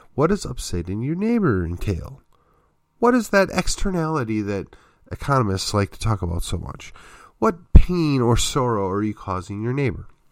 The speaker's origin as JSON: {"language": "English", "area": "just outside of Milwaukee", "region": "Wisconsin", "country": "United States", "tie": "born or raised there", "also_born_or_lived": "Texas", "moved": "yes", "said": "I grew up just outside of Milwaukee"}